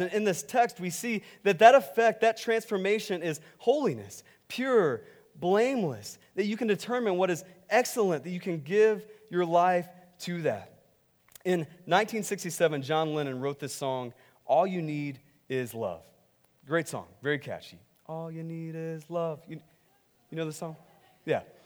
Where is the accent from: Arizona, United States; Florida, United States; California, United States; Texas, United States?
Texas, United States; I'm from Texas